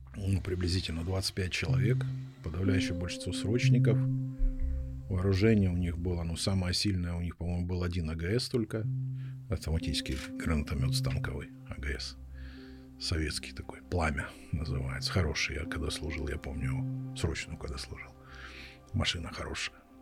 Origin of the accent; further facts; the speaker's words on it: Russia; moved away as an adult; now in Kharkiv, Ukraine; я родился и вырос в России, Я там 18 лет прожил